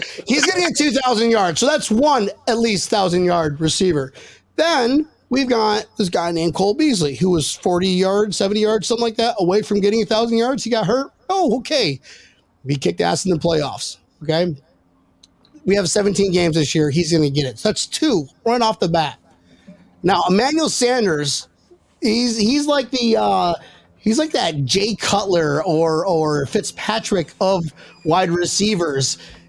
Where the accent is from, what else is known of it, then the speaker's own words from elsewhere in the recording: United Kingdom; accent: British; I'm not from Australia. I'm from Great Britain.